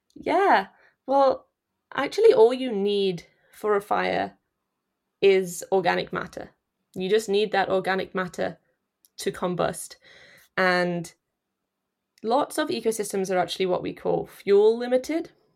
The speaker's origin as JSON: {"language": "English", "area": "Nottinghamshire", "region": "East Midlands", "country": "United Kingdom", "also_born_or_lived": "Leeds", "moved": "as an adult", "lives_now": "Canada", "said": "I'm from Nottinghamshire. Um, sort of smack bang in the middle of the country."}